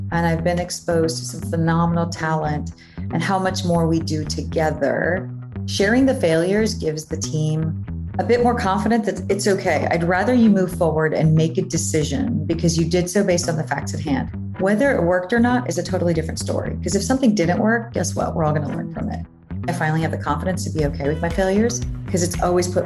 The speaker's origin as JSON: {"language": "English", "region": "New York", "country": "United States", "lives_now": "Miami Beach, United States", "said": "Proper Miami Beach, actually. I am on the okay. Beach. You know, being a New Yorker, we're like, okay, if we're gonna make the move, let's let's be in the scene"}